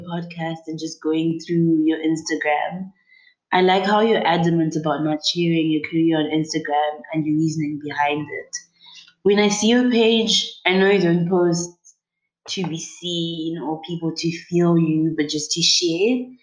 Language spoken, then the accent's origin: English; Zimbabwe; now in South Africa; I'm from Zimbabwe, but I'm currently living in South Africa